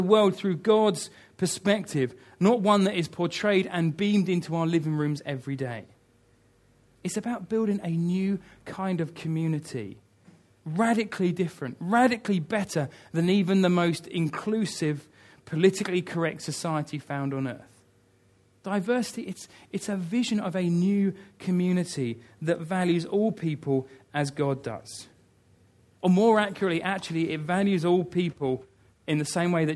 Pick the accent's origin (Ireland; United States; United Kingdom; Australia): United Kingdom; I love being British.